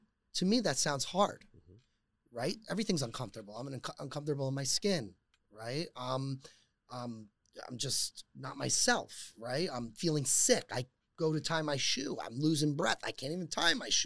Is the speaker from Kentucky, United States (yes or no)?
no; New Jersey, United States; I'm from Jersey